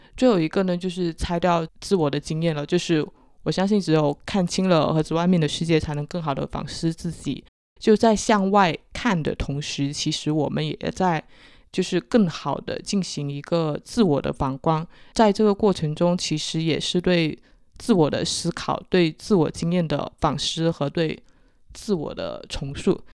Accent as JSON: {"language": "Chinese", "region": "Guangdong", "country": "China", "accent": "Chaoshan", "said": "我是潮汕口音"}